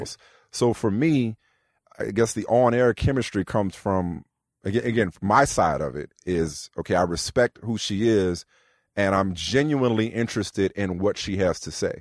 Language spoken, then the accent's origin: English; New Orleans, Louisiana, United States; I'm from New Orleans